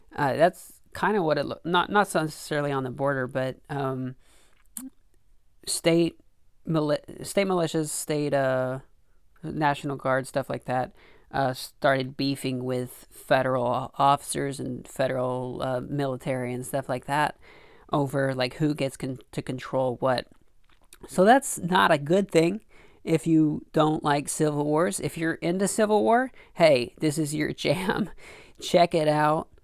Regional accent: Arkansas, United States; I grew up in Arkansas

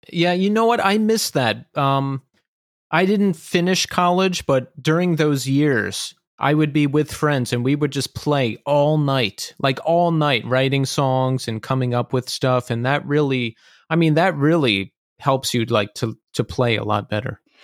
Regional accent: Levittown, Pennsylvania, United States; I grew up outside of Philadelphia

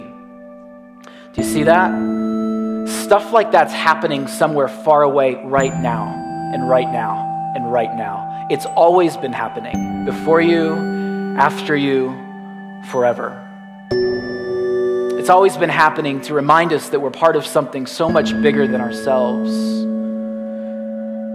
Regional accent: Grand Rapids, Michigan, United States; I'm from Grand Rapids, Michigan

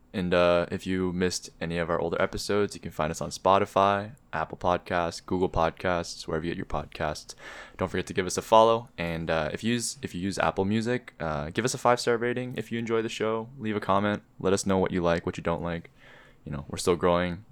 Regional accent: Canada; also born or lived in Korea (ancestry); as Koreans, right? as Korean Canadian.

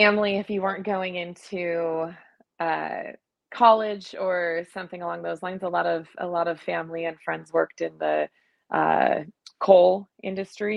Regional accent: Scottsdale, Arizona, United States; I was born in Scottsdale, Arizona

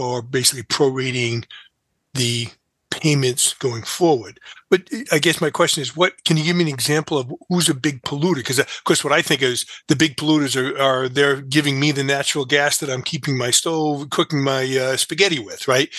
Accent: New Bedford, Massachusetts, United States; I grew up in New Bedford, which has one of the biggest Superfund sites

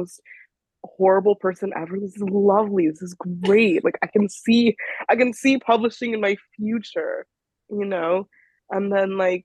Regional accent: California, United States; moved away as an adult; now in New York, United States; I'm from California, so I went to UCLA

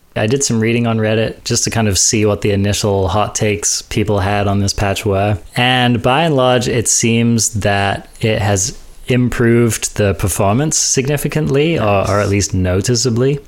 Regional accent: United Kingdom; I'm British.

